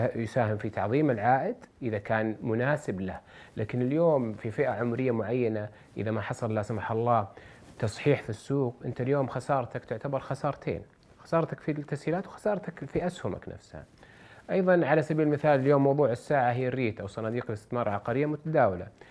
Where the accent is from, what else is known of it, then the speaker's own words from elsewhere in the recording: Saudi Arabia; عندنا في السعوديه